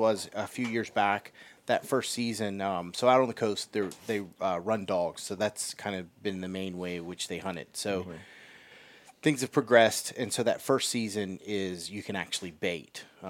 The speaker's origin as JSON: {"language": "English", "region": "South Carolina", "country": "United States", "tie": "born or raised there", "said": "You know, I grew up in South Carolina, so when I lived there in the state, where I deer hunted, the limit was $2 a day."}